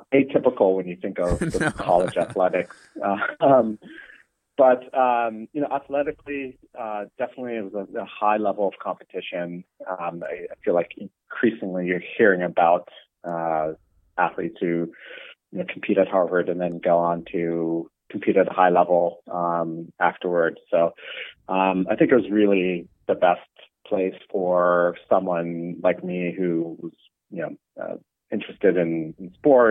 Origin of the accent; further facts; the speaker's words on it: Toronto, Ontario, Canada; moved away; I grew up in Toronto, played a lot of sports